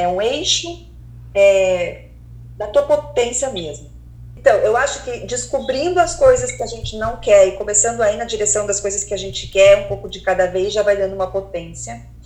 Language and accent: Portuguese; Curitiba, Paraná, Brazil; sou de Curitiba, morei em Curitiba quase a vida inteira